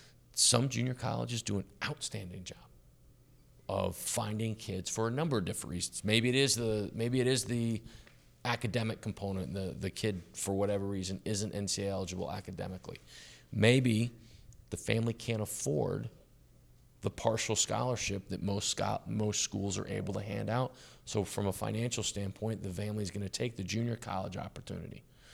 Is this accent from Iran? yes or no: no; Dallas, Texas, United States; I grew up in Dallas, which is one big suburb.